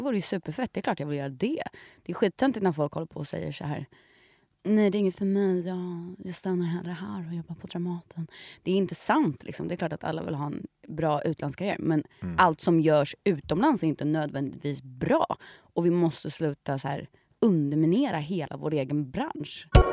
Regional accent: Sweden; som svenskar

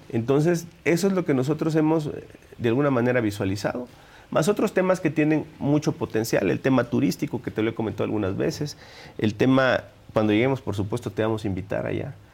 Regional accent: Minatitlán, Veracruz, Mexico; de Minatitlán, el sur del estado.

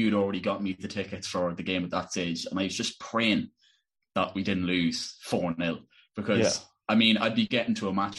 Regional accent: Ireland; as Irish football fans

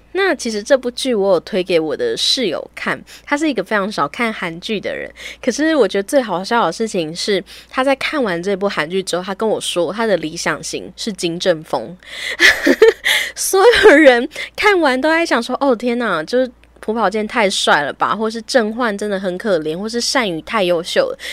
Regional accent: Taiwan; 尽管我们是一个台湾人

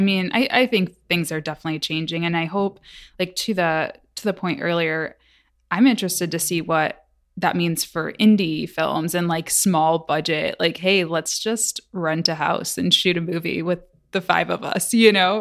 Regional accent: Michigan, United States; moved away; I'm from Michigan. I had never traveled really outside of Michigan at that point in my life.

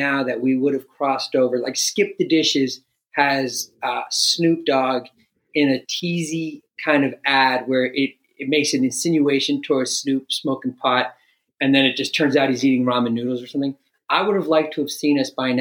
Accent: New York, United States; now in Canada; I'm from New York

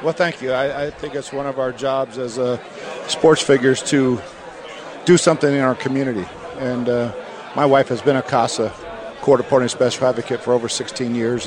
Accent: York, Pennsylvania, United States; I grew up right outside of Baltimore, in York, Pennsylvania

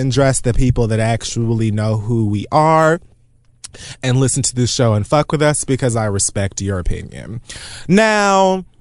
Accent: Miami-Dade County, Florida, United States; I'm from Miami-Dade County

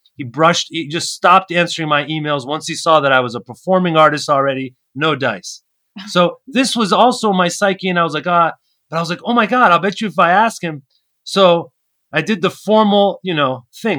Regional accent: Maryland, United States; also born or lived in Brooklyn, New York; I was born uh, on the East Coast in Maryland, born and raised in America.

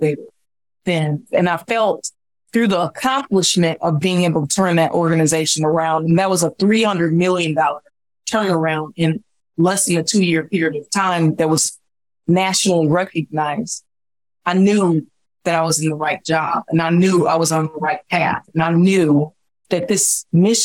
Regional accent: Chicago, Illinois, United States; I'm born and raised in Chicago.

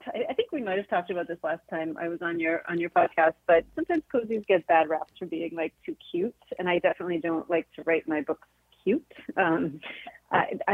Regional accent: Massachusetts, United States; I grew up in Massachusetts

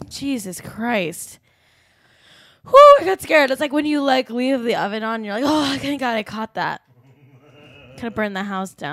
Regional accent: United Kingdom; I I am British and therefore I expect everyone to sleep in only shirts that have TERFy slogans on

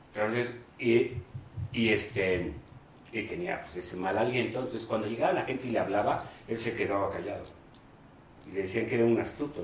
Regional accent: Guadalajara, Jalisco, Mexico; also born or lived in Mexico City; Del Distrito Federal en ese entonces, y mi papá me llevó a Guadalajara al mes diciendo que yo era de Guadalajara

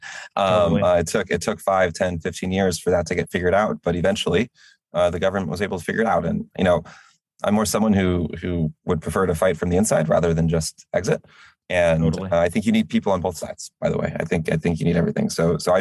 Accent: United States; I am an American

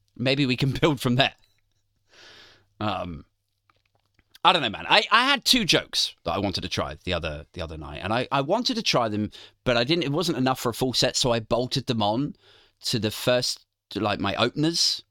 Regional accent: Maidenhead, South East England, United Kingdom; moved away; the time I lived in my hometown, Maidenhead

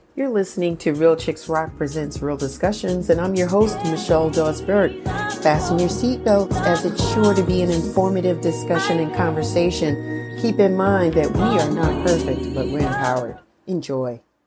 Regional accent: New York City, New York, United States; I'm a Bronx kid too

